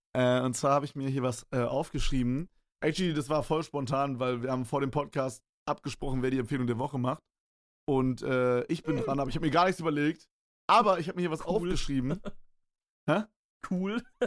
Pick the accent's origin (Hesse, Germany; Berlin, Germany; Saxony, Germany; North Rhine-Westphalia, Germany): Berlin, Germany; Bei uns in Berlin